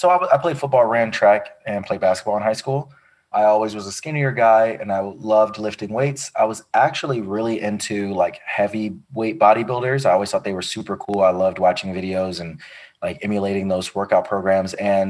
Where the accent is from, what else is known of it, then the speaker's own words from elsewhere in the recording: Chicago, Illinois, United States; now in Los Angeles, United States; Yeah, I'm from Chicago originally. I'm a military brat, so I've lived all over the country.